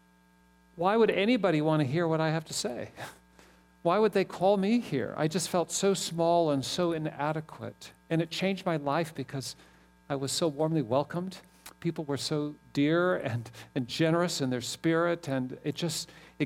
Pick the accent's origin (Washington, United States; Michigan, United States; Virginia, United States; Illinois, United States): Washington, United States; Seattle; moved away as an adult; also born or lived in Ireland; now in Indiana, United States; Seattle's my home. I grew up there